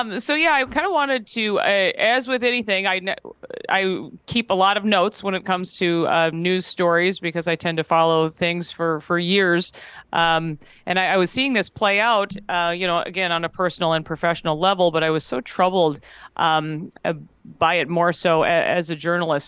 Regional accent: Minnesota, United States; being a Midwesterner and, you know, Minnesota kid

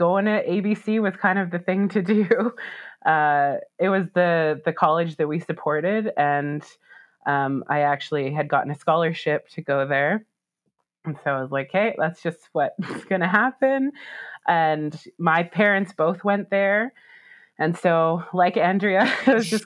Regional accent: Calgary, Alberta, Canada; I was born and raised in Calgary

